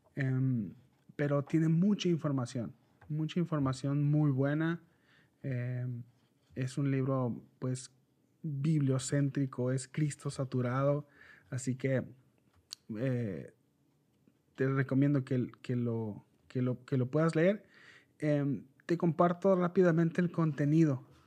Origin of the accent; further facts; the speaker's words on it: Mexicali, Baja California, Mexico; Yo soy de Mexicali, México